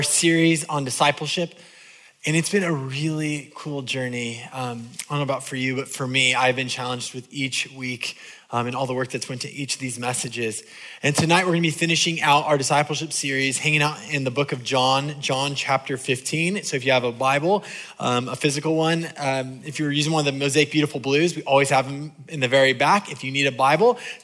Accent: California, United States; I'm from California

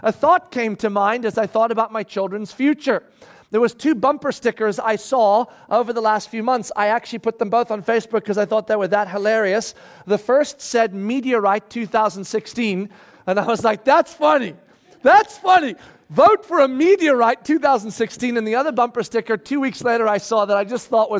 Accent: South Africa; moved away as an adult; now in United States; when we moved from South Africa to the United States of America, I was 17 years old.

